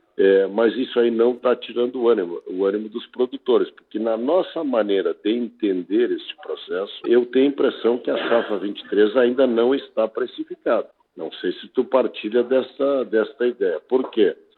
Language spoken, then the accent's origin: Portuguese; Rio Grande do Sul, Brazil